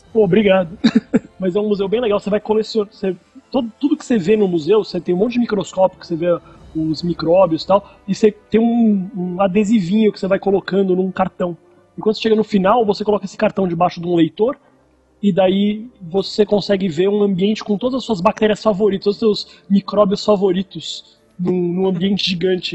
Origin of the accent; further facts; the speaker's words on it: Brazil; moved away; porque eu sou brasileiro